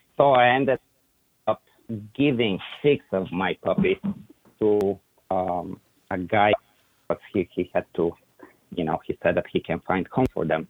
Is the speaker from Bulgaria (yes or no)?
yes; Bulgaria; English is a second language; moved away as an adult; now in Plant City, United States; early 80s started in Bulgaria, it was the it was the whole communist era